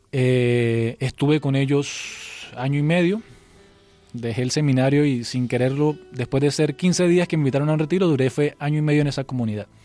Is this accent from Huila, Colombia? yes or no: yes; Huila, Colombia; moved away; also born or lived in Valledupar; Yo estaba en el Huila